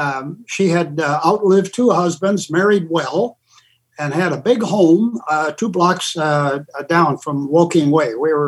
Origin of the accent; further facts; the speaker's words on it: Los Angeles, California, United States; Well, even before 10 years old, at 5 years old, our family lived in the Los Feliz district, about two blocks down from where Walt Disney was living. I didn't know that till later. But luckily, we moved to Glendale